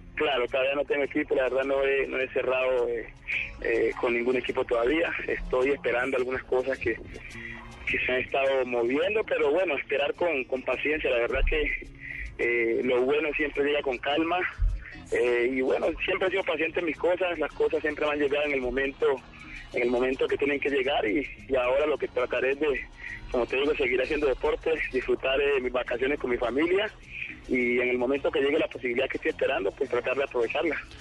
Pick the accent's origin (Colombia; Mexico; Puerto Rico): Colombia; also born or lived in China; me puedo quedar que en Colombia